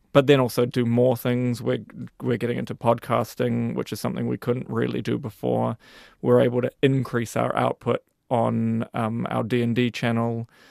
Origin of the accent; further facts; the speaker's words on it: New Zealand; as a New Zealander